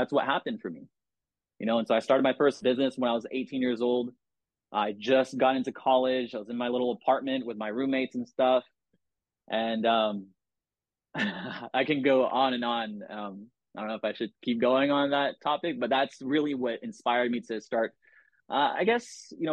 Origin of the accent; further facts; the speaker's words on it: San Diego, California, United States; I'm from San Diego, you know, Southern California